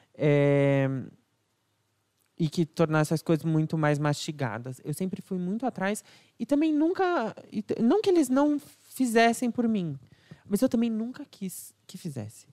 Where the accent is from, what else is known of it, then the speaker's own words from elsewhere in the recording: São Paulo, Brazil; also born or lived in Alphaville; Eu fui nascido, criado, crescido aqui em São Paulo, até o meio da minha adolescência, mais ou menos.